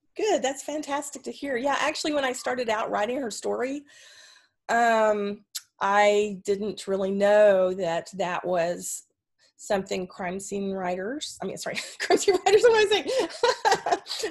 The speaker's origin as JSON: {"language": "English", "region": "Texas", "country": "United States", "also_born_or_lived": "Pacific Northwest", "moved": "as an adult", "said": "I'm originally from Texas and I um, and was a DRT. My family is Texan on both sides"}